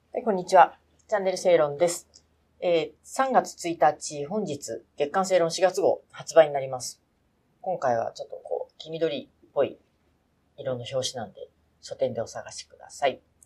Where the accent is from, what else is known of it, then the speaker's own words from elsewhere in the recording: Oita, Japan; 私の地元の大分に